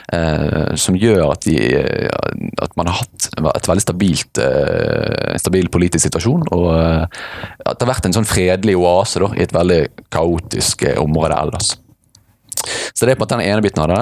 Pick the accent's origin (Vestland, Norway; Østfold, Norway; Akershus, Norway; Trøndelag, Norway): Vestland, Norway; Bergen; accent: Bergen; jeg er fra Bergen. Født og oppvokst i Fyllingsdalen